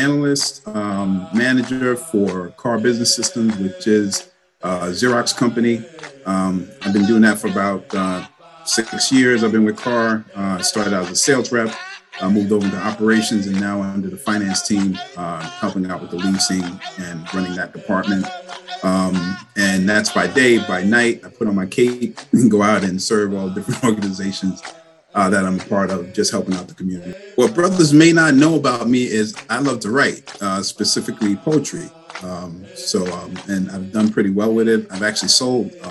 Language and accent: English; New York City, New York, United States; moved away as an adult; now in Long Island, United States; born and raised in Brooklyn, New York